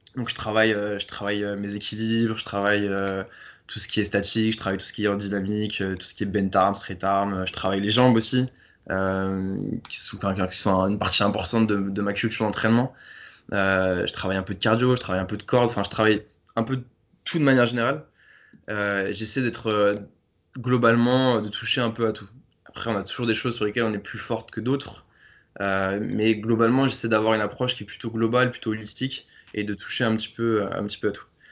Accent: Paris, Île-de-France, France; je viens de Paris, j'ai 26 ans

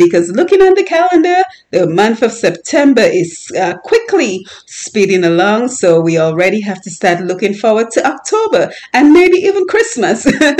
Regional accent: Dominica; the importance of the herbs that we grew up in Dominica

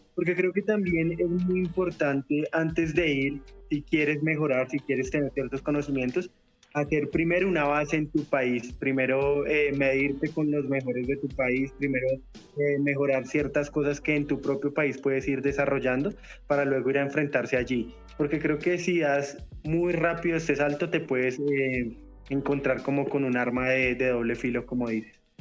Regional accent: Colombia; vengo de Colombia a hacer una carrera

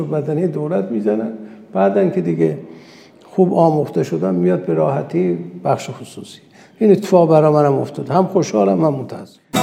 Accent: Urmia, West Azerbaijan, Iran; first language Azerbaijani; Persian is a second language; من متولد ارومیه هستم آذری زبانم

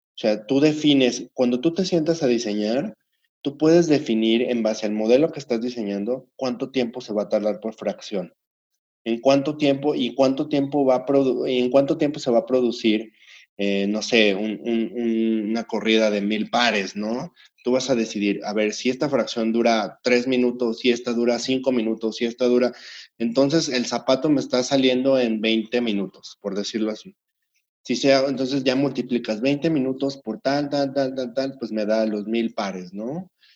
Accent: Mexico; como emprendedores, como fabricantes, como industriales mexicanos

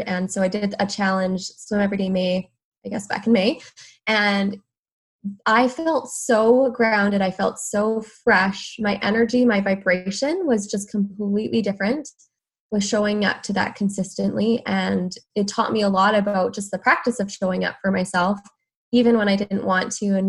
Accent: Alberta, Canada; moved away as an adult; also born or lived in Vancouver area, British Columbia; now in Vancouver, Canada; I'm from Alberta

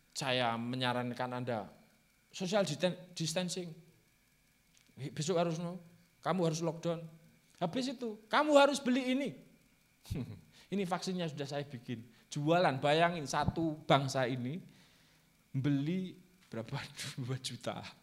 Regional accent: Java, Indonesia; first language Javanese; Indonesian is a second language; saya itu orang Jawa

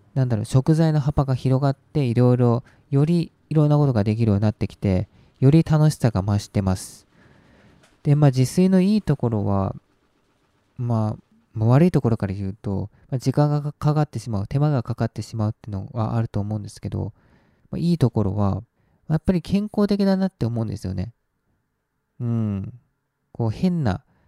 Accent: Japan; 日本で育って

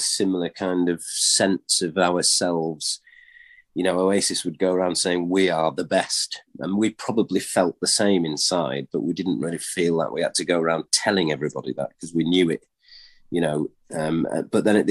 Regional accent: York, Yorkshire and the Humber, United Kingdom; we're from York

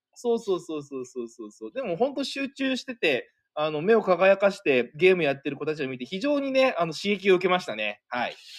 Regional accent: Niigata, Japan; 私の地元

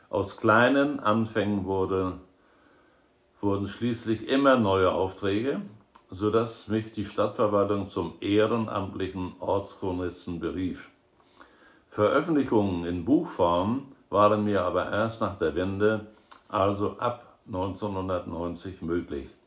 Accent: Grevesmühlen, Mecklenburg-Vorpommern, Germany; Ich bin 1937 in Grevesmühlen geboren, hier zur Schule gegangen, wurde Lehrer, wie es mein Vater auch war, und war an Grevesmühlener Schulen tätig.

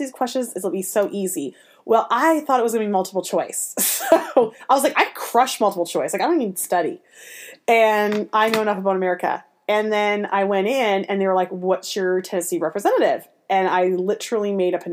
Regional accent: Canada; moved away as an adult; also born or lived in Nashville, United States; now in United States; I'm Canadian proud

